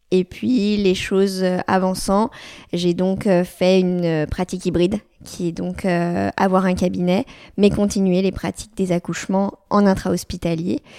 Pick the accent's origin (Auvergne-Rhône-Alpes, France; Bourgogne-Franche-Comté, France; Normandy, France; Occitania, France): Auvergne-Rhône-Alpes, France; Lyon; je suis sage-femme, j'ai 32 ans, je suis lyonnaise, je suis née à Lyon, j'ai fait mes études à Lyon